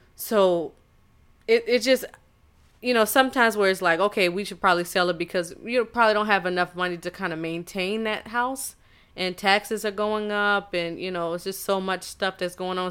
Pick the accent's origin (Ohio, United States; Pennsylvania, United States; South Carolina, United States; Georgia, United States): South Carolina, United States; Charleston; moved away; I am from Charleston, South Carolina, and I don't know if it was just me being so insulated as far as like seeing nothing but black people